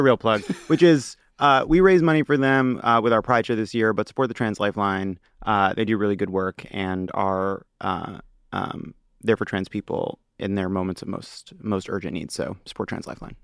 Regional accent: New York City, New York, United States; now in Los Angeles, United States; I'm a New Yorker, uh, by birth and constitution

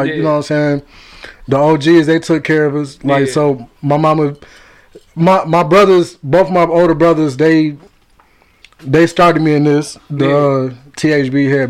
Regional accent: Detroit, Michigan, United States; I'm from the East.

